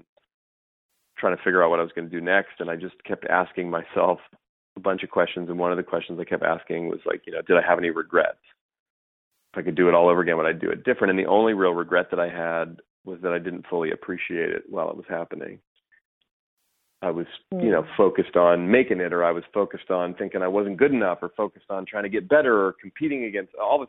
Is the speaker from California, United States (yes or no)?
yes; Bay Area, California, United States; I grew up here in the Bay Area where I still live